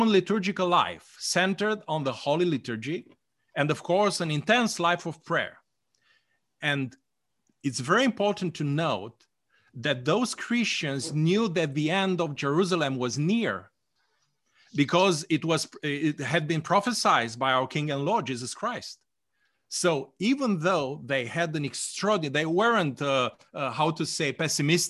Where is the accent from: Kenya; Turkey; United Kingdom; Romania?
Romania; I was born in Romania